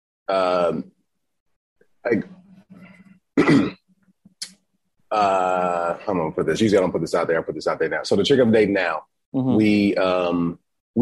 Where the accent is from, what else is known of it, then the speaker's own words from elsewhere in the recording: Atlanta, Georgia, United States; moved away; also born or lived in Dallas; I'm from Atlanta